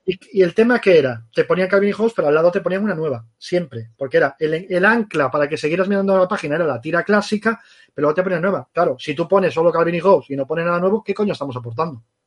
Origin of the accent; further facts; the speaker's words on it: Galicia, Spain; now in Barcelona, Spain; yo soy gallego